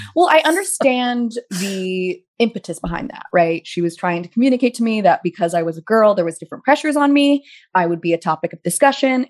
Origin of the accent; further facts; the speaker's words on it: Pasadena, California, United States; moved away as an adult; also born or lived in New York; being in Pasadena